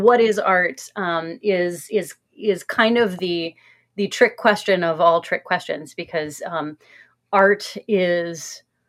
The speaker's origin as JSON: {"language": "English", "town": "Cincinnati", "region": "Ohio", "country": "United States", "said": "I'm from Cincinnati"}